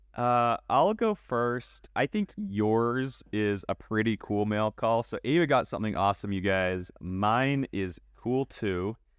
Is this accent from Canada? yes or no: yes; Canada; moved away; I was born in Canada